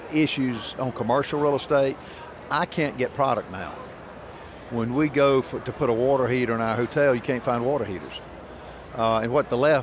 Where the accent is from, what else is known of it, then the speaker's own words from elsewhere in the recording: South Carolina, United States; I'm from South Carolina